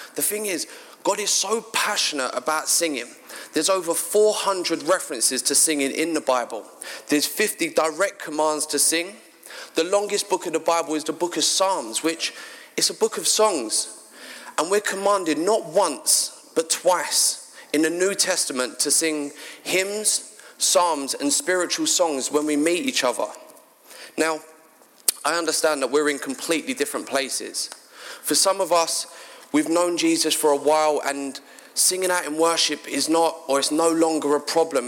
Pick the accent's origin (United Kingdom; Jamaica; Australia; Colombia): United Kingdom; London; moved away as an adult; now in Sidcup, United Kingdom; I'm actually from South London, a place called Bermondsey.